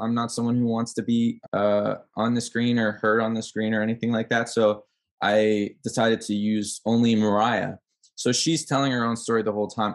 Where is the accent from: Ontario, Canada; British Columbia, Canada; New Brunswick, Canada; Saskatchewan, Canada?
Ontario, Canada; Ottawa; moved away as an adult; now in Toronto, Canada; I'm from Ottawa, but I live in Toronto because I'm here for school